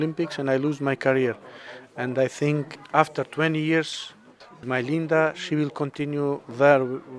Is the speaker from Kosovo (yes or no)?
yes; Kosovo; We are originally from Kosovo. We live in Kosovo.